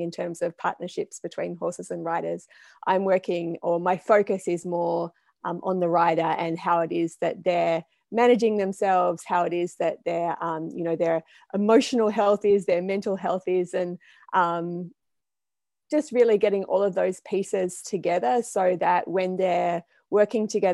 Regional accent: Blue Mountains, New South Wales, Australia; moved away; I'm from Australia originally, and I was born in the Blue Mountains

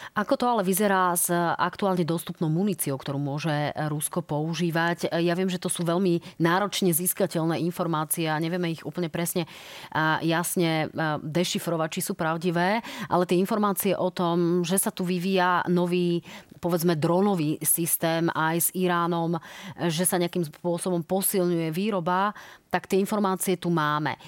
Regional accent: Slovakia; my doma na Slovensku

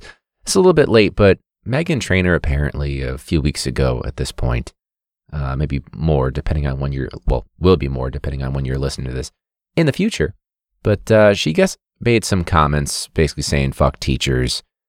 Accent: United States; I'm American.

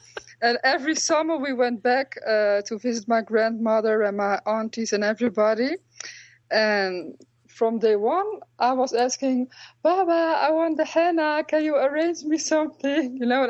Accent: Tetouan, Tanger-Tetouan-Al Hoceima, Morocco; In Morocco, my family lives in Tetouan, which is in the Rif Mountains in the north of Morocco. But we are originally from Beni Boufa, which is much more higher into Rif Mountain, actually.

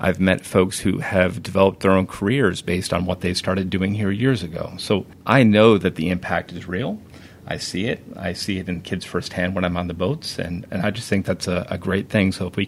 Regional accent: Schuylerville area near Saratoga Springs, New York, United States; moved away; I grew up on the Hudson River, a little further north, up near Saratoga Springs in a town called Safquins Falls.

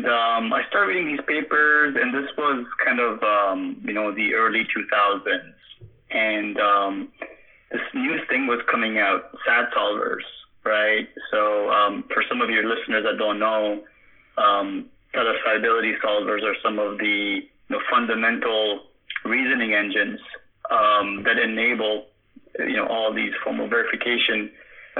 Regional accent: Canada; Born and raised in Canada

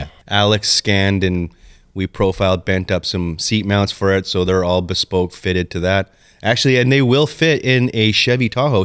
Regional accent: Canada; We're Canadian.

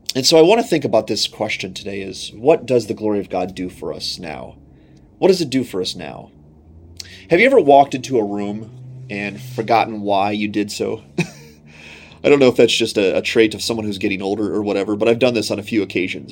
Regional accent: United States; as an American

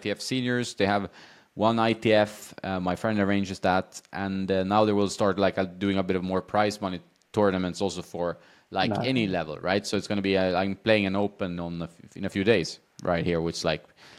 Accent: Sweden; also born or lived in Washington, D.C.; now in Marbella, Spain; I grew up indoors because in Sweden, the weather is against you, right?

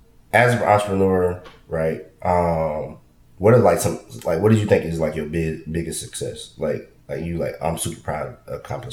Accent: Columbus, Georgia, United States; moved away; also born or lived in Atlanta; I'm from South Georgia. I'm from Columbus.

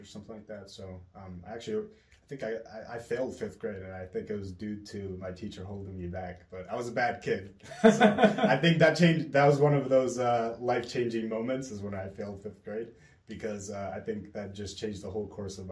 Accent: Buffalo, New York, United States; born or raised there; also born or lived in Kosovo / New Jersey

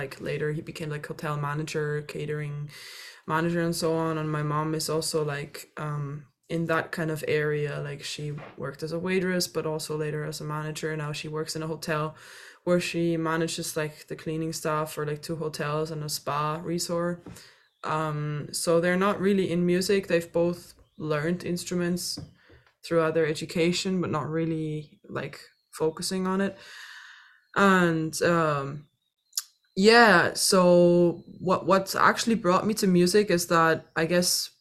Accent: Austria; moved away as an adult; also born or lived in Dublin, Ireland / Vienna, Austria; now in United States; And then when I was four, I moved to Austria. And then I was pretty much raised in Austria.

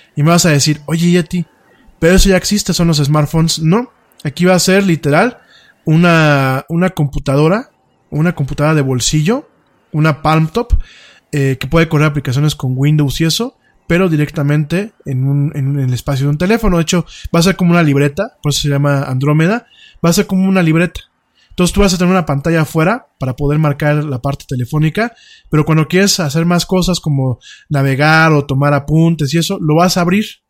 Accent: Mexico

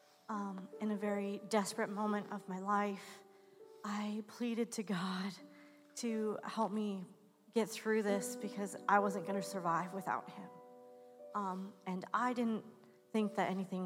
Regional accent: West Coast, United States; now in Pittsburgh, United States; I grew up on the West Coast.

